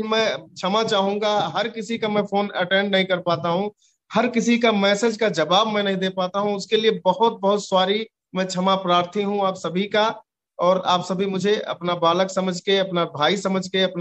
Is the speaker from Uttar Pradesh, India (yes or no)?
yes; Uttar Pradesh, India; क्योंकि मैं अवध से हूँ और थोड़ा भोजपुरी और अवधि मिलता जुलता भाषा है